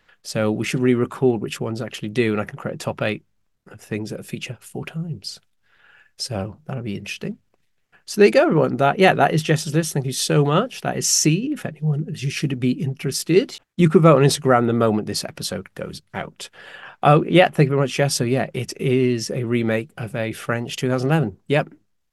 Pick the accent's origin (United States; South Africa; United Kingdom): United Kingdom; I'm the British one.